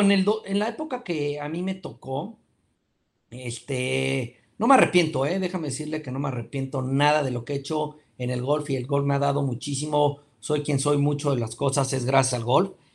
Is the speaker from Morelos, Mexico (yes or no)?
yes; Cuernavaca, Morelos, Mexico; also born or lived in Mexico City; empieza a jugar golf cuando tiene 10 años porque mis padres nos mudamos de México a Cuernavaca y resulta que compran una casa en Tabachines.